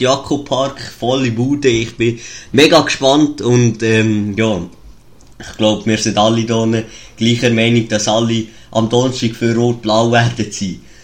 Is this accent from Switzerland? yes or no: yes; Switzerland; accent: Swiss German; ich rede Schweizerdeutsch